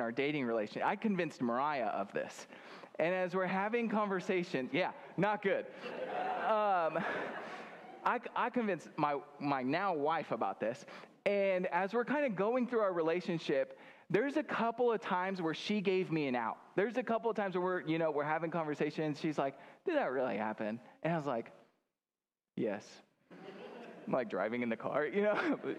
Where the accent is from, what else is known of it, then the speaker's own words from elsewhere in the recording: Grand Island, Nebraska, United States; moved away; I'm from Grand Island